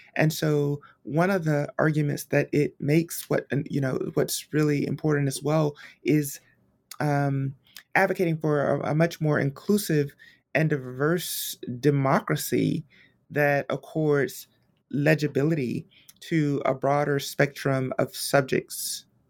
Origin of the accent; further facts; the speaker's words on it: Montgomery, Alabama, United States; born and raised in Montgomery, Alabama